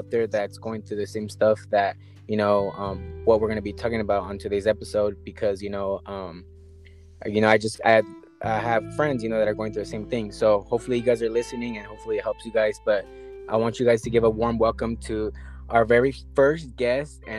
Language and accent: English; Los Angeles, California, United States; I'm from L.A.